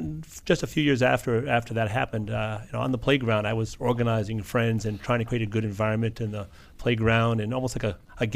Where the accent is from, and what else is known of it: Chicago, Illinois, United States